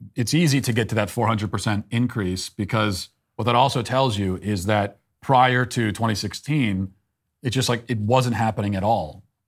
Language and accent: English; United States; Because I'm an American. And I want to be proud of my country